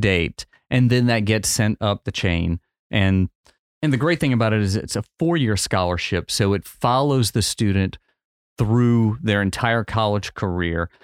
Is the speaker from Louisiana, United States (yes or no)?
yes; New Iberia, Louisiana, United States; I grew up in New Iberia